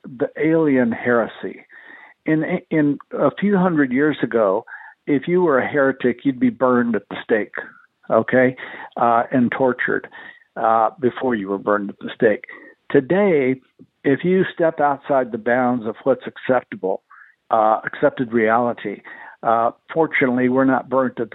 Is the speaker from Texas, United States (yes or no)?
yes; El Paso, Texas, United States; my hometown